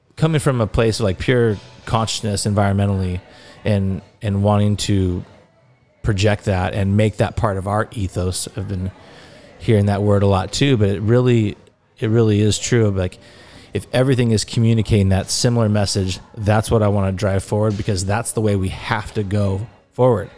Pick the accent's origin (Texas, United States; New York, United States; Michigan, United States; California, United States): California, United States; Laguna Niguel; I am from Laguna Niguel, California, and, uh, grew up loving this area and growing up down here